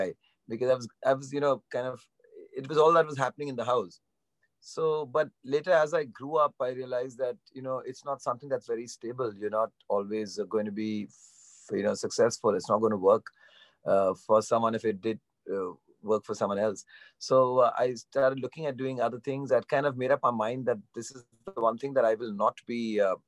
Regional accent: Mumbai, Maharashtra, India; growing up in Bandra, I was exposed to a lot of Western music

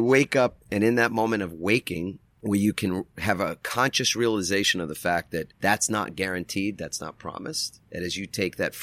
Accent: New York, United States; now in San Diego, United States; I'm from New York

